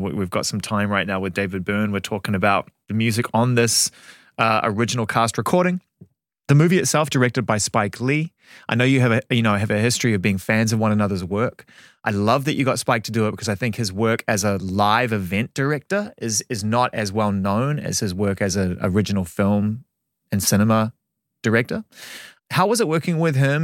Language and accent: English; Auckland, New Zealand; when I was a kid, my mum took me to the cinema in Auckland